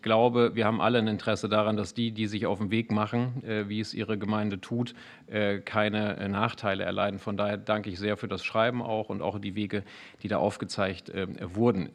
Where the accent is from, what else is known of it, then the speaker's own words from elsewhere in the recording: Bad Iburg, Lower Saxony, Germany; im Rat meiner Heimatstadt Bad Iburg